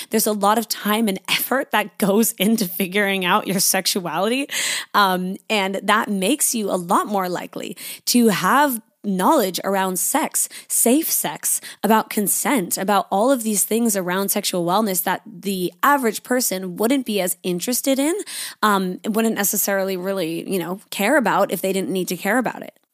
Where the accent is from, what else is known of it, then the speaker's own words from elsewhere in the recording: Canada; now in Sydney, Australia; I am living in Sydney, Australia. I'm a Canadian